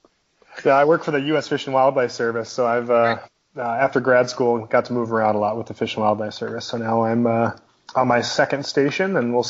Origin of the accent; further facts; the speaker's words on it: Minnesota, United States; moved away as an adult; also born or lived in Beaverton, Oregon / Hillsboro, Oregon / Alaska; now in Savannah, United States; I'm originally from Minnesota, actually. I grew up in Minnesota, lived there for a long time, and moved out to Portland, Oregon.